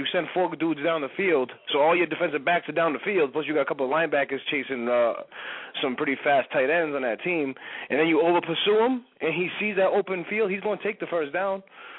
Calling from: Massachusetts, United States; Massachusetts, unfortunately.

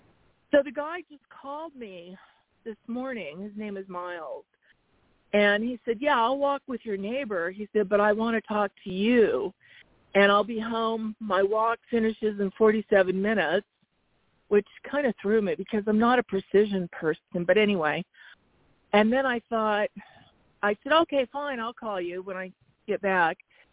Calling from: Arizona, United States

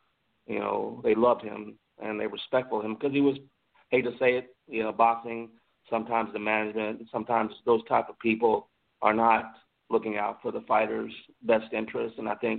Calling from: Tampa, Florida, United States; I'm calling from Tampa, Florida. I'm a boxing promoter and matchmaker down here

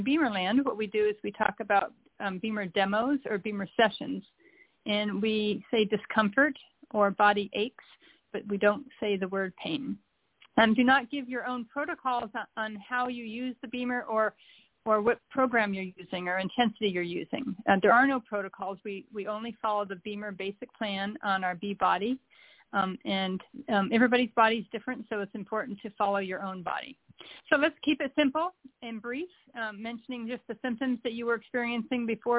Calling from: Charleston, South Carolina, United States; I am calling from Charleston, South Carolina.

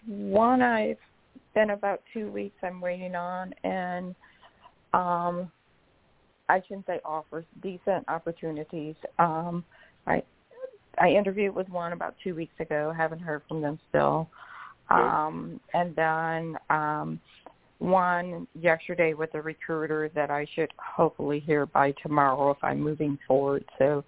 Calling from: Georgia, United States

